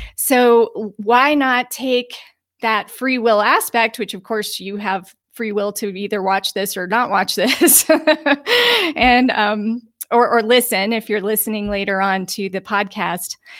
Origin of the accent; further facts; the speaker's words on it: Utah, United States; also born or lived in Aspen, Colorado; now in Sedona, United States; I come from the mountains. I was born in Utah